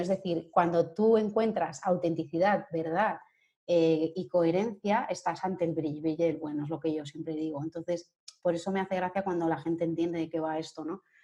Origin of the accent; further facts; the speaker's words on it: Sabadell, Catalonia, Spain; moved away as an adult; now in Madrid, Spain; soy de Sabadell, de, Barcelona, y bueno, pues me vine a Madrid por amor